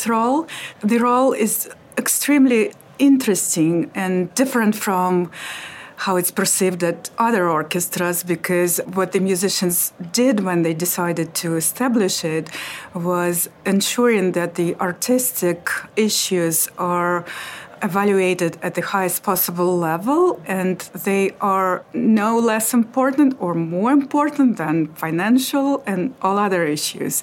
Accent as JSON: {"language": "English", "country": "Russia", "moved": "as an adult", "lives_now": "London, United Kingdom", "said": "I'm from Russia"}